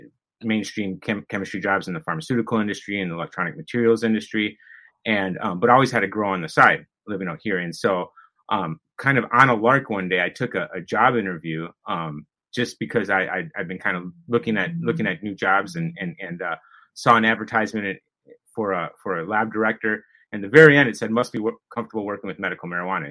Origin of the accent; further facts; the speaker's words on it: Wisconsin, United States; moved away as an adult; now in California, United States; I'm from Wisconsin originally